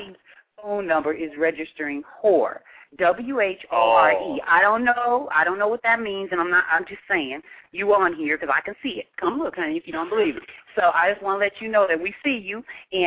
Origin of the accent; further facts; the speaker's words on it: Seattle, Washington, United States; we're from the Pacific Northwest, from Seattle